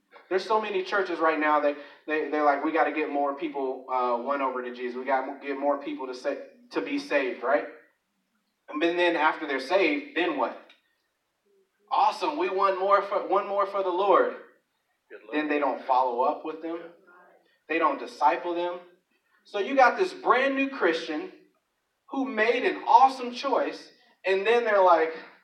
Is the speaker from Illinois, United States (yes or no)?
yes; Chicago, Illinois, United States; I grew up in Chicago